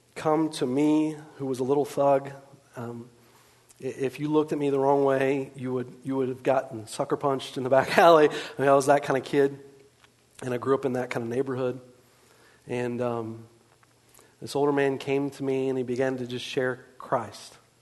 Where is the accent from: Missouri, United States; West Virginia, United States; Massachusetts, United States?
West Virginia, United States; I grew up in West Virginia.